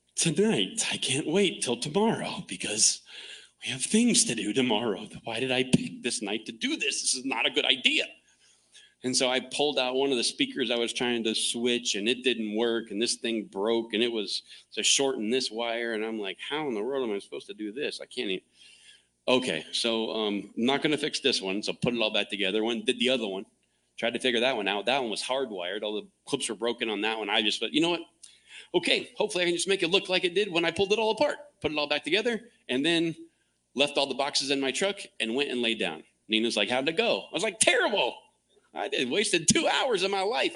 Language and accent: English; Clearwater, Florida, United States; now in Phoenix, United States; I grew up in Florida, Tampa Bay